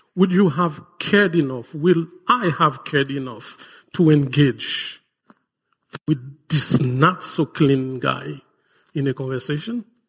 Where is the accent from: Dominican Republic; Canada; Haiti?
Haiti; moved away; my home country